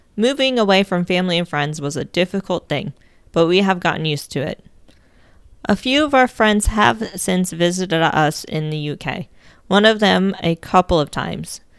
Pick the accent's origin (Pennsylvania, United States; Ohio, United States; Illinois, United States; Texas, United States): Ohio, United States; moved away; Most of my siblings and my parents still live in my home state of Ohio.